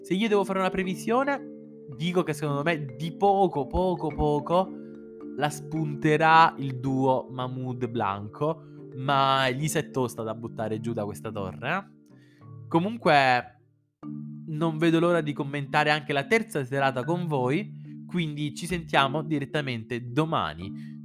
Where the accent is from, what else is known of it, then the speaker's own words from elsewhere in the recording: Sicily, Italy; sono siciliano